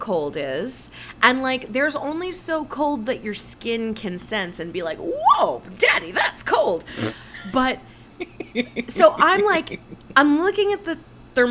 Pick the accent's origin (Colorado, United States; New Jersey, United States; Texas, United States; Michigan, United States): New Jersey, United States; I'm from New Jersey